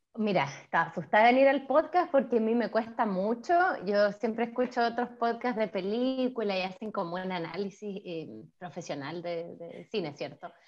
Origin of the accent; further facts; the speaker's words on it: Nogales, Valparaíso, Chile; moved away as an adult; now in Canada; Pues yo soy de Valparaíso también, yo soy de Nogales